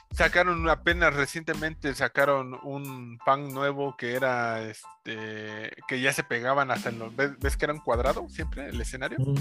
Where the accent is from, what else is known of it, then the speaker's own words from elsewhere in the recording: Mexico; now in Mexico City, Mexico; de mi pueblo